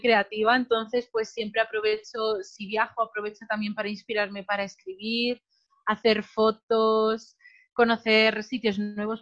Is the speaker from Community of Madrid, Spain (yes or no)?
yes; Madrid, Community of Madrid, Spain; also born or lived in Alicante; yo soy una chica de Madrid, una chica normal, de, barrio de toda la vida